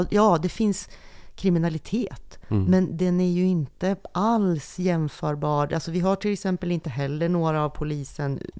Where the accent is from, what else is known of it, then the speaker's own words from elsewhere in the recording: Sundsvall, Västernorrland County, Sweden; alltså jag pratar just nu så hör man ju att jag kommer från Sundsvall